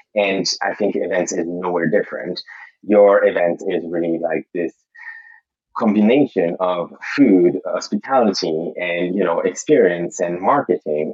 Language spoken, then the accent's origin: English; Montreal, Quebec, Canada; moved away as an adult; now in London, United Kingdom; I'm originally from Montreal, Canada, and I moved to London in 2010